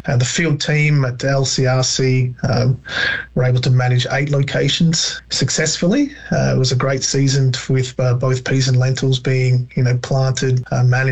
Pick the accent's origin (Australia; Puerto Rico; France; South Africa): Australia; Wimmera, Victoria; moved away as an adult; now in Canada; I'm Australian. And so I grew up on our family farm in the Wimmera of Victoria in Australia